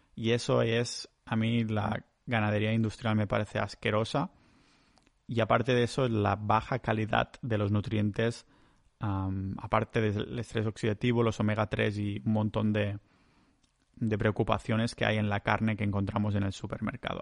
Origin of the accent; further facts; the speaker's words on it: Vilafranca, Spain; moved away as an adult; also born or lived in Estonia; Vilafranca, que es mi pueblo natal